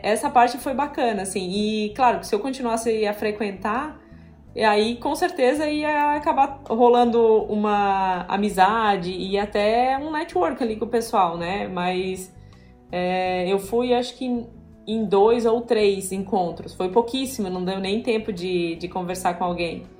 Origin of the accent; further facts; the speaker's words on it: southern Santa Catarina, Brazil; moved away as an adult; also born or lived in Italy; now in Florianópolis, Brazil; Eu não sou natural daqui, sou natural do, do sul do estado de Santa Catarina